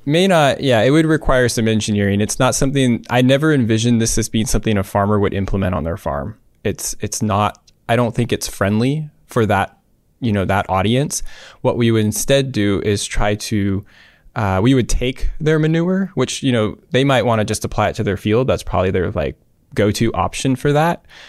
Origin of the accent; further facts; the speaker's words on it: Davis, California, United States; Davis, U C Davis, in my hometown